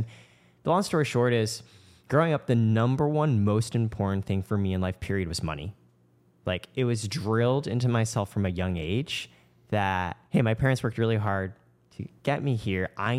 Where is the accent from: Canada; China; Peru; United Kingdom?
Canada; My parents are from Shanghai. I grew up initially in Canada.